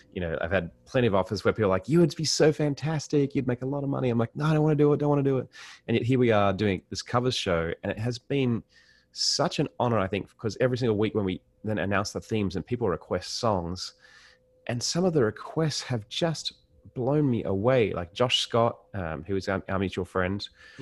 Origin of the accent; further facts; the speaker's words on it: Sydney, New South Wales, Australia; as an Australian